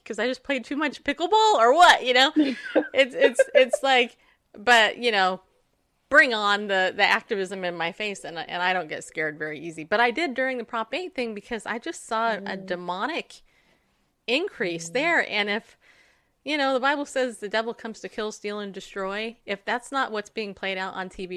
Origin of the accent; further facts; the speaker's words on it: California, United States; now in Spring Hill, United States; I grew up in California